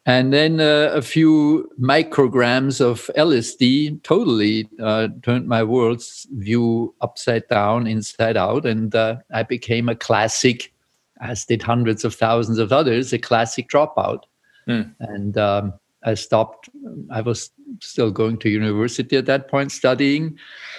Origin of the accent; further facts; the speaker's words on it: Switzerland; English is a second language; also born or lived in Vienna, Austria; I was born in Austria, in Vienna, but grew up in Switzerland, and that's where I live